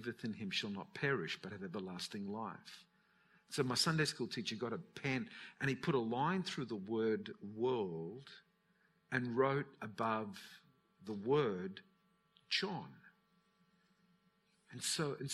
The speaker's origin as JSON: {"language": "English", "town": "Newcastle", "region": "New South Wales", "country": "Australia", "tie": "born or raised there", "said": "My parents, when I was born in Newcastle. They lived in a place called Mayfield"}